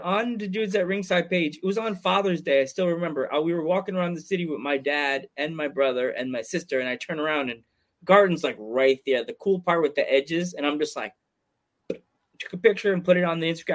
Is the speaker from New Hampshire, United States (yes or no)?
no; New York, United States; I'm a New Yorker